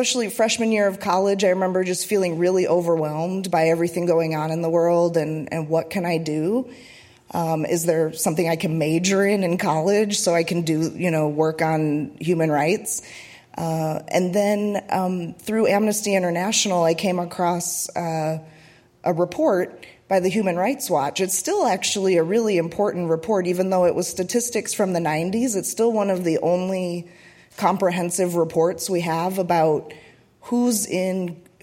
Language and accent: English; Chicago suburbs, Illinois, United States; So I'm from the Chicago suburbs, and I was born in the 80s.